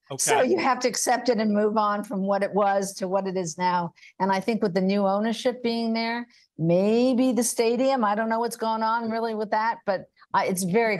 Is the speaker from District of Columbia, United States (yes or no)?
yes; Washington, District of Columbia, United States; Well, and that's my hometown, so I certainly hope you're right.